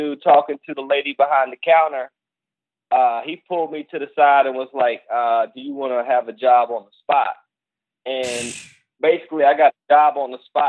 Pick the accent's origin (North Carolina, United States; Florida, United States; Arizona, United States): North Carolina, United States; moved away as an adult; now in New York, United States; I'm from North Carolina.